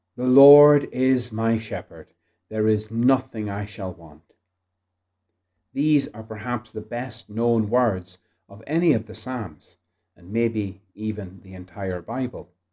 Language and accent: English; Ireland; Being Irish